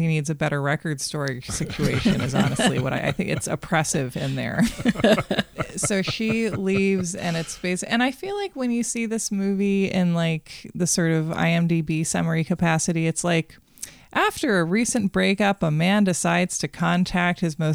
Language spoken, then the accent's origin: English; Portland, Maine, United States; I grew up in Portland